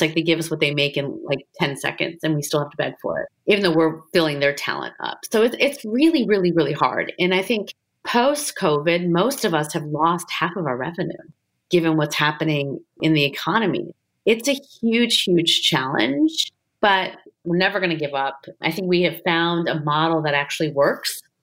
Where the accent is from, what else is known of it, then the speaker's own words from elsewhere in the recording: United States; an Indian American, light-skinned woman